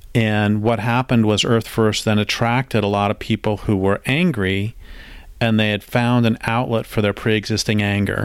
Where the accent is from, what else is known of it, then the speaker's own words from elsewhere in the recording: Colorado, United States; also born or lived in Lincoln, Nebraska; now in Grants Pass, United States; where I grew up in Colorado